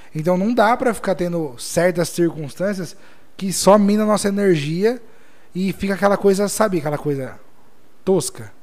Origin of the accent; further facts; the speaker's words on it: Jaú, São Paulo, Brazil; nós somos de Jaú